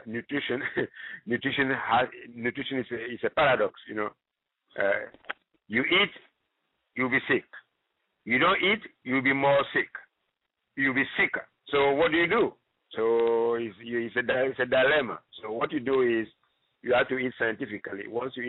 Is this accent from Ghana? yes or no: yes; Ghana; now in United States; I'm originally from Ghana.